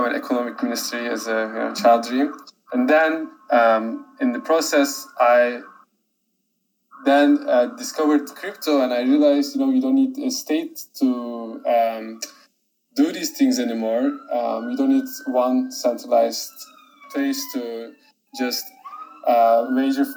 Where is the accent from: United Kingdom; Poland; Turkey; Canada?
Turkey; moved away as an adult; now in New York, United States; I'm originally from Turkey, now studying in a university in New York.